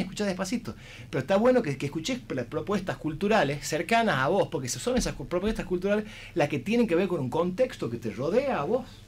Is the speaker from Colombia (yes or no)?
no; Tucumán, Argentina; somos los tucumanos